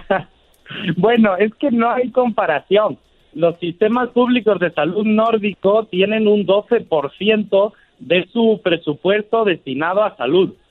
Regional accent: Spain; now in Mexico City, Mexico; yo soy ciudadano español

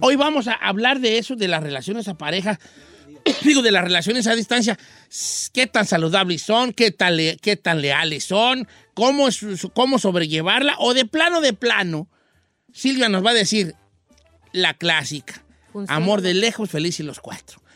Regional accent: Mexico

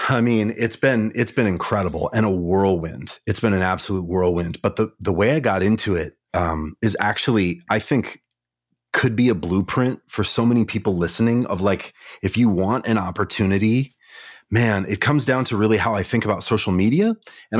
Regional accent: Kalispell, Montana, United States; now in Minneapolis, United States; I grew up in Montana, mm-hmm. small town in Montana called Kalispell

